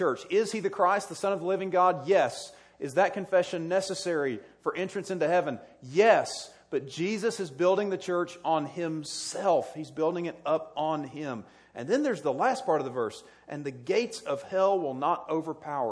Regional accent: South Carolina, United States; moved away; I grew up in South Carolina

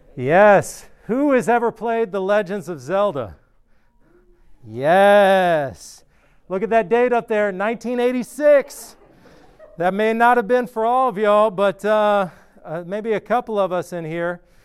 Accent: outside of Atlanta, Georgia, United States; moved away as an adult; also born or lived in Athens, Georgia; now in Clemson, United States; I grew up outside of Atlanta and then lived in Atlanta for a while

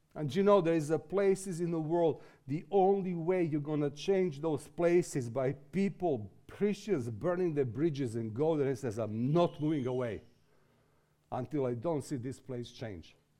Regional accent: Serbia; also born or lived in England; this is my way to come out from Serbia

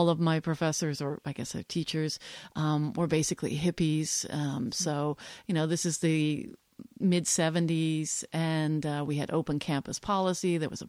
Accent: Switzerland; also born or lived in New Jersey, United States / Belgium; So a couple of very influential pieces in my life are that I grew up in Europe.

